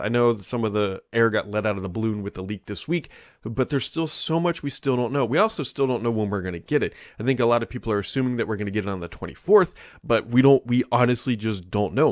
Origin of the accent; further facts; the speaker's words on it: Cincinnati, Ohio, United States; I'm from Cincinnati